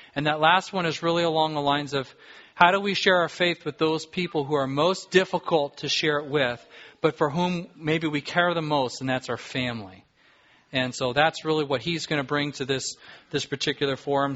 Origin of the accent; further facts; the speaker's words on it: Southern California, United States; now in Alaska, United States; I grew up in Southern California.